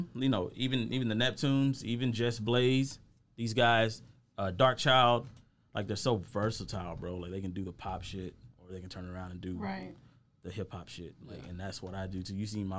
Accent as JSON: {"language": "English", "region": "Texas", "country": "United States", "tie": "born or raised there", "said": "I grew up here in Texas. Yeah. So I'm a Texas boy"}